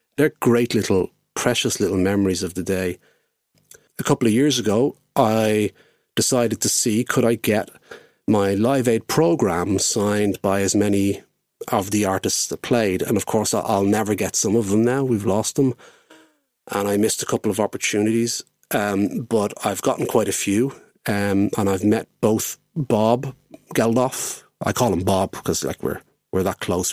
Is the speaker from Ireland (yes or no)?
yes; Dublin, Leinster, Ireland; I'm from Dublin and was, of course, living in Dublin at the time